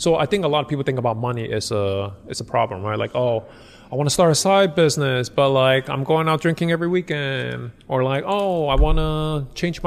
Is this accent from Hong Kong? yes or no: yes; Hong Kong; I'm from Hong Kong